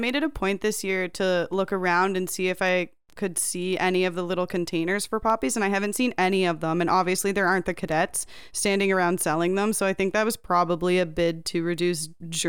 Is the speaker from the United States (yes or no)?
no; Canada; How dare you slander the poppy? We are Canadian.